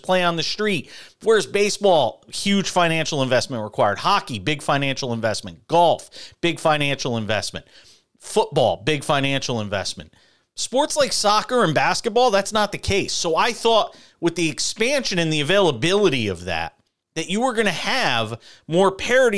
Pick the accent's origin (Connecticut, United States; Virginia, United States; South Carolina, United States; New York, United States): Connecticut, United States; I grew up in Connecticut